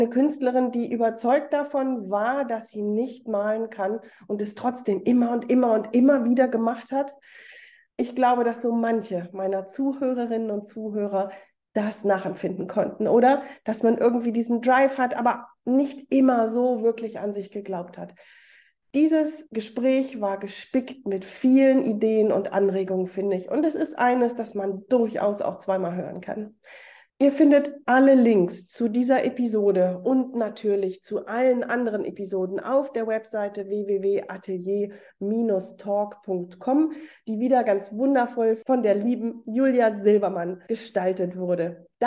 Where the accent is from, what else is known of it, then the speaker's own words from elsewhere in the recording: Hamburg, Germany; Ja, ich bin Hamburgerin.